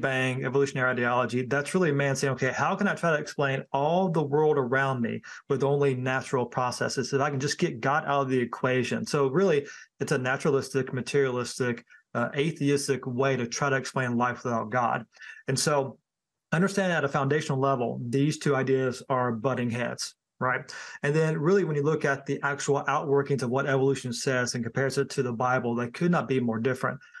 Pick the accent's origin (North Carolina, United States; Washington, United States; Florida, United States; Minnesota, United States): North Carolina, United States; Thomasville; moved away; also born or lived in High Point, North Carolina; I was born in High Point and I was raised in the Thomasville area.